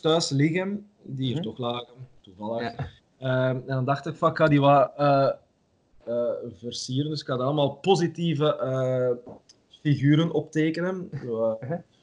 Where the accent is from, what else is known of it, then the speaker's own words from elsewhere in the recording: Ghent, Flanders, Belgium; ik ben van Gent, ik woon in Gent